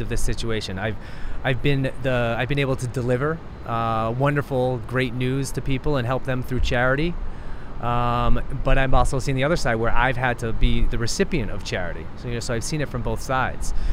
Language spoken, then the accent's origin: English; United States; born and raised in the United States, living in New York City